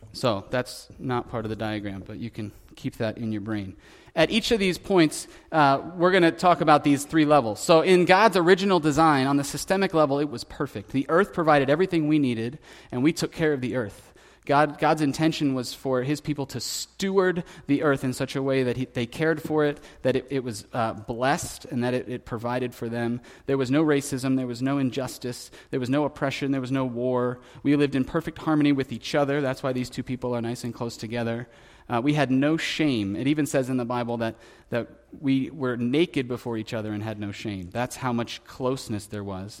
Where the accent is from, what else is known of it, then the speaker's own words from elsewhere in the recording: United States; growing up in America